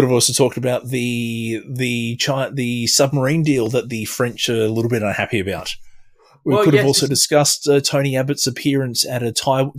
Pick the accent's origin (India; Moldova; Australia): Australia; I will be an Aussie asshole